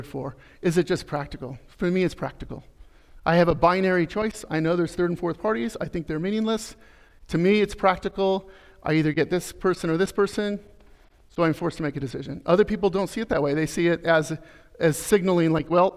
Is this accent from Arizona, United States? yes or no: yes; Arizona, United States; I'm from Arizona.